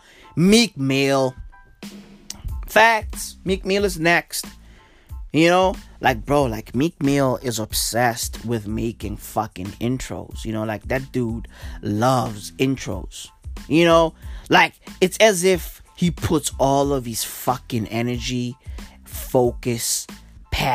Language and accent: English; South Africa; I'm from South Africa